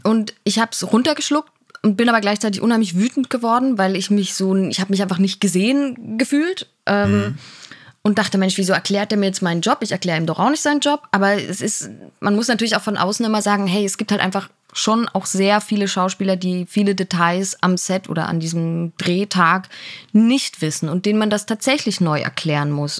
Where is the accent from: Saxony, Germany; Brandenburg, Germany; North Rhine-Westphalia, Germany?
Saxony, Germany; Dresden; moved away as an adult; also born or lived in Leipzig / Karlsruhe; in Dresden bin ich aufgewachsen, dann habe da Abi gemacht